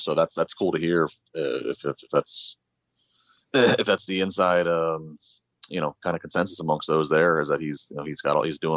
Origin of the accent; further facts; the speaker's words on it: D.C. area, Maryland, United States; I'm from the Maryland, D.C. area